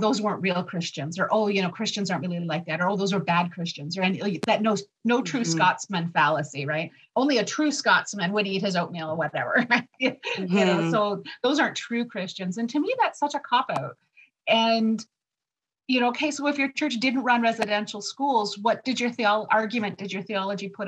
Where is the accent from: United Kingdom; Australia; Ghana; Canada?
Canada; Lac Seul First Nation, Ontario; now in Niagara region, Canada; I'm from Lac Seul First Nation, currently living in the Niagara region